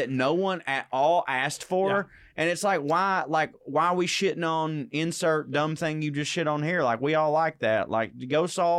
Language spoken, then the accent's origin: English; the South, United States; I'm from the South.